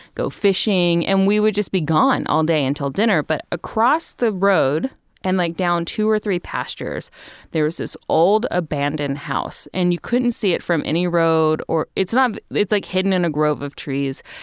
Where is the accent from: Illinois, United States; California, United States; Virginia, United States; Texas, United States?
Texas, United States; Little River Academy; I grew up in Texas. I grew up in a town called Little River Academy, Texas, for the most part. Um, We moved there when I was thirteen